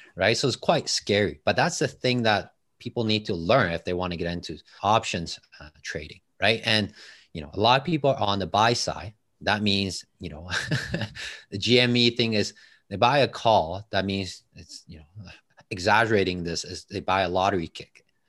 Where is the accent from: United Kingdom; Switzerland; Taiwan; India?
Taiwan; English is a second language; moved away as an adult; now in Toronto, Canada